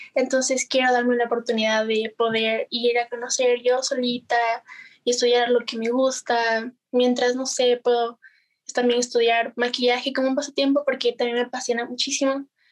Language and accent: Spanish; Ibarra, Imbabura, Ecuador; soy de Ecuador, eh, de Ibarra especialmente. y ya, vivo en Ibarra.